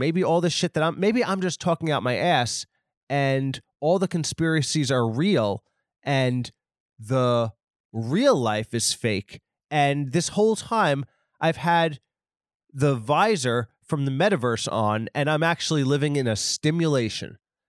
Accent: Northeast, United States; I guess because I'm from the Northeast and in, like, it's just like there's a certain type of skeptical person that's from New York.

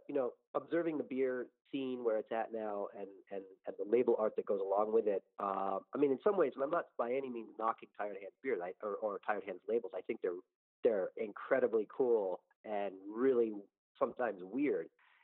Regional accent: Philadelphia, Pennsylvania, United States; mentioning that I was from Philadelphia

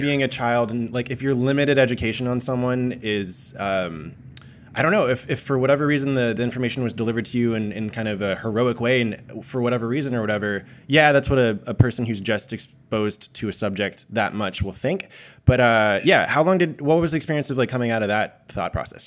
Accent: Japan; I was born in Japan

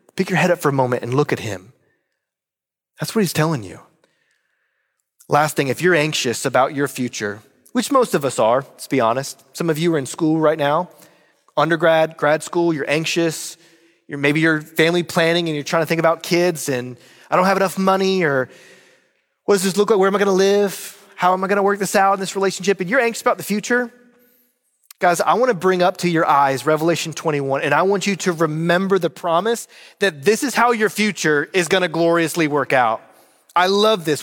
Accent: Roanoke, Virginia, United States; moved away; my hometown of Roanoke, Virginia

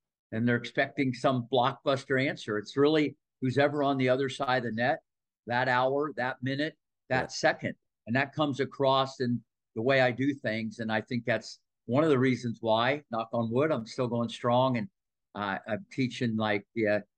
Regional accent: Midwest, United States; moved away; also born or lived in Ohio Valley; growing up in the Midwest

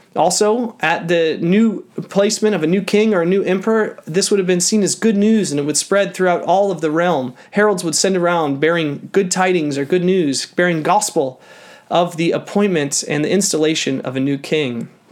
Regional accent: Canada

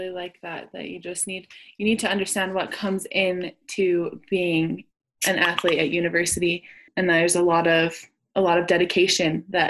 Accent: Utah, United States; I'm from Utah

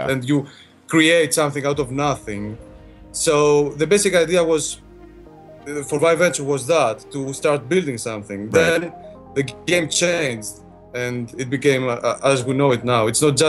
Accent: Greece; now in London, United Kingdom; we live in London. I'm not from London. I'm from Greece.

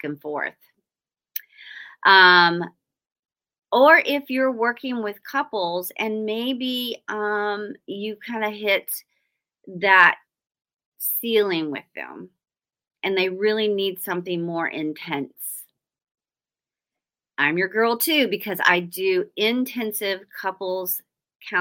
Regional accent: Oklahoma, United States; I'm from Oklahoma and we don't say y'all out there. We say you guys.

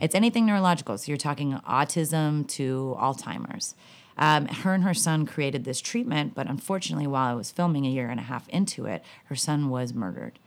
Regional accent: Southern California, United States; Growing up in Southern California

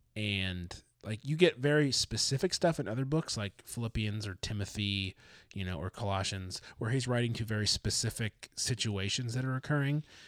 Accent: Detroit, Michigan, United States; I'm from Detroit

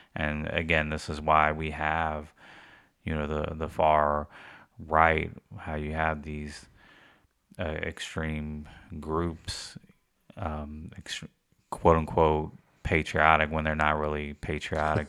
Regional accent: United States; us as American, we get stuck in only knowing English

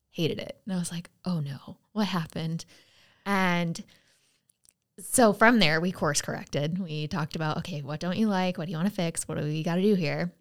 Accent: United States; so I'd say I'm from the U S

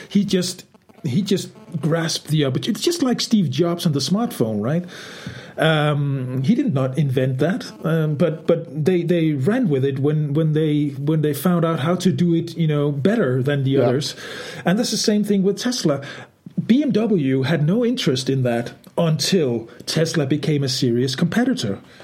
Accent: Denmark; my country, Denmark

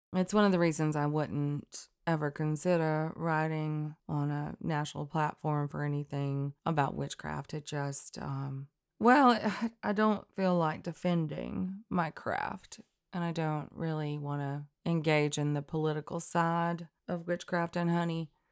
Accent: Elk River, North Alabama, United States; Elk River in North Alabama, right underneath the Tennessee line

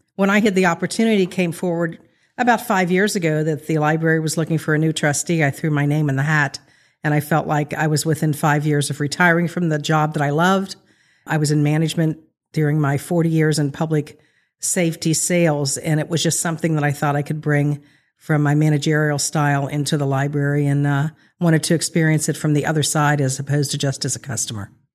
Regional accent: Rossmoyne, Ohio, United States; growing up in Ross Moyne, which is a little known term these days, it's part of Sycamore Township

